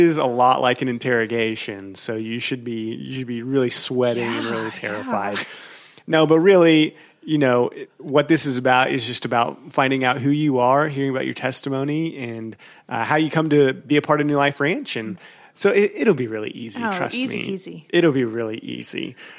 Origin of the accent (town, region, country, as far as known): Tulsa, Oklahoma, United States